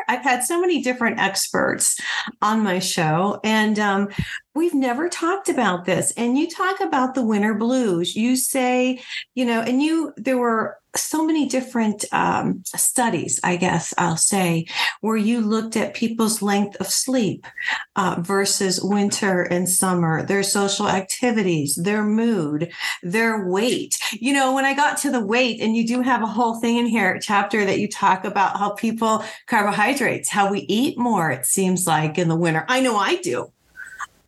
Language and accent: English; Ohio and Michigan, Midwest, United States; moved away as an adult; also born or lived in New Mexico; I grew up in Ohio and Michigan